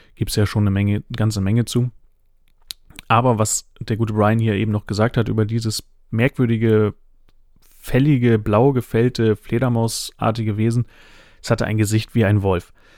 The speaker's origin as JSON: {"language": "German", "region": "Northern Germany", "country": "Germany", "said": "ich bin äh, Flachländer, ich komme aus dem Norden"}